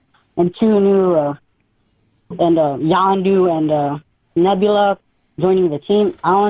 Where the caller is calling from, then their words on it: Carson, California, United States; Carson, California.